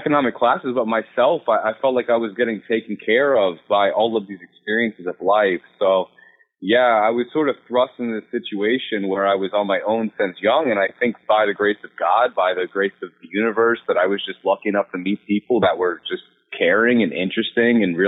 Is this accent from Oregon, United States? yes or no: no; Salisbury, North Carolina, United States; now in New York City, United States; I'm from Salisbury, North Carolina, from a small town.